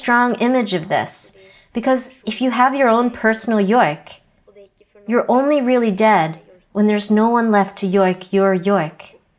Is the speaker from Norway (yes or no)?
yes; Hedmark, Norway; first language South Sami; English is a second language; I'm from Svaken Sitje, a reindeer herding district in Hedmark region. I'm 21 years old.